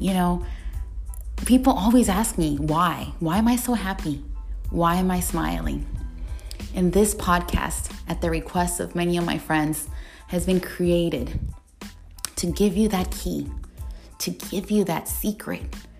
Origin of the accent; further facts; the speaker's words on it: Panama; Iron because I lived, Latina because I was born in Panama.